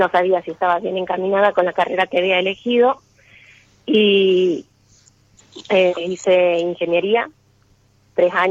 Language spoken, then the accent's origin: Spanish; Catamarca, Argentina; De, Catamarca.